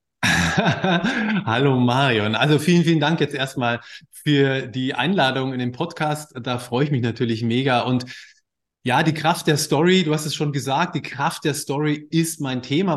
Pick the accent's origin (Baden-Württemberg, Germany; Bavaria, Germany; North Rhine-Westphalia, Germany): Bavaria, Germany; moved away as an adult; now in Hamburg, Germany; ich komme aus Bayern, ja, volles Klischee, Akkordeon, mit dem Akkordeonorchester unterwegs